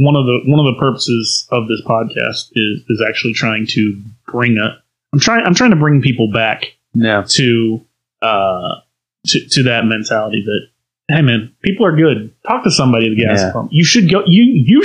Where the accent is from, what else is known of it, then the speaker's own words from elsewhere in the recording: Northern Virginia, United States; now in Outer Banks, United States; I'm from Northern Virginia, right outside of DC